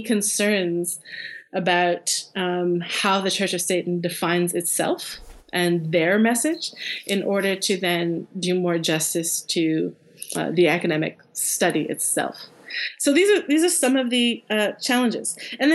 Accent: Canada; as a Canadian

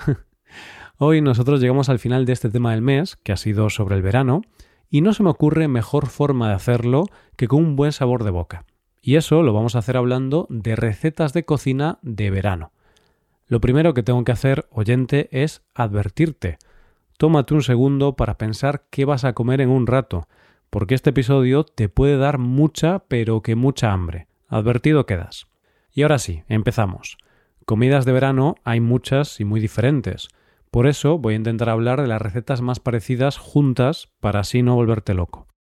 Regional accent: Galicia, Spain; sobre todo en mi tierra, aunque se come también en el resto de España, es el pulpo a la gallega

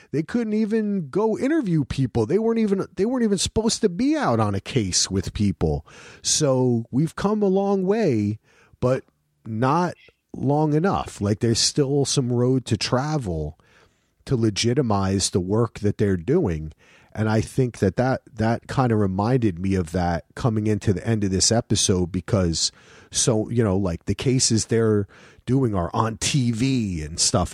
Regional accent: New Jersey, United States; I'm from Jersey

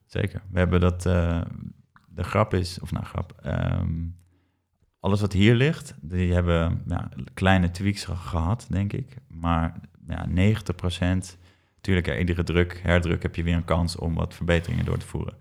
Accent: IJmuiden, North Holland, Netherlands; waar ik ben opgegroeid in Amuiden

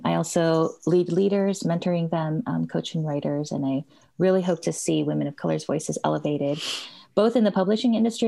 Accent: California, United States; I'm not other or foreign. I was born here in California.

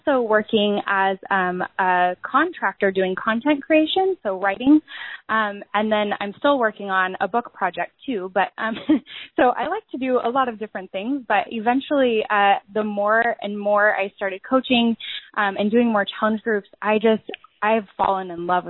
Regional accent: Lake Stevens, Washington, United States; I'm from the Seattle, Washington area. I'm actually just north of Seattle in Lake Stevens

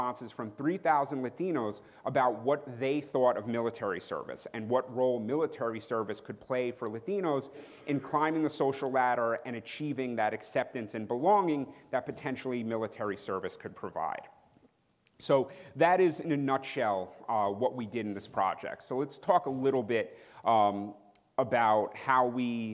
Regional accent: New York, United States; being from New York

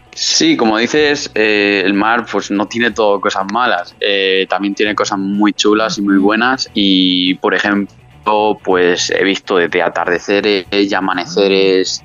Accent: San Miguel de Salinas, Valencian Community, Spain; moved away as an adult; also born or lived in Murcia / England; now in Madrid, Spain; hasta el año pasado yo estaba viviendo en, mi pueblo, en San Miguel de Salinas

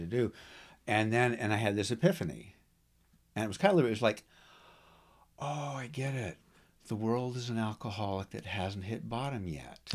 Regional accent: United States; I'm an American. I've been raised, born and raised here

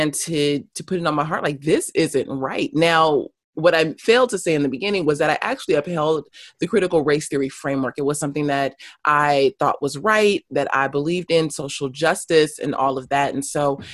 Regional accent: Los Angeles, California, United States; also born or lived in South Africa; I am born and raised in Los Angeles South Los Angeles for the first 15, 16 years of my life, and then moved up to a suburb

